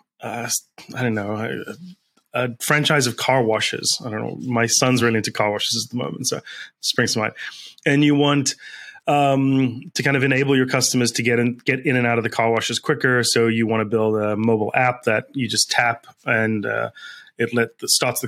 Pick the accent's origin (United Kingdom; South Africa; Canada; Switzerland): South Africa; now in United States; I grew up in South Africa.